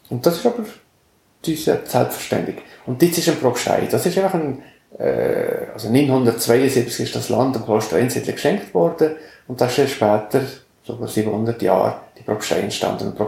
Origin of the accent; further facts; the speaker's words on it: Valais, Switzerland; Und ich bin ein Gommer, also im Gommers aufgewachsen, und wir sind ein Langlaufparadies.